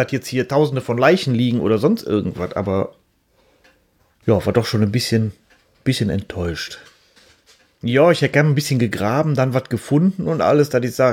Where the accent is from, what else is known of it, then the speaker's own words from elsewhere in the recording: Cologne, North Rhine-Westphalia, Germany; born there; Sie soll an einem Blinddarmdurchbruch und Tuberkulose im Kalker Krankenhaus gestorben sein, da wo ich geboren bin.